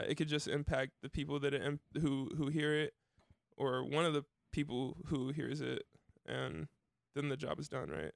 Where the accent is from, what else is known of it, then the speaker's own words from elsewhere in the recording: Dayton, Ohio, United States; I grew up in Dayton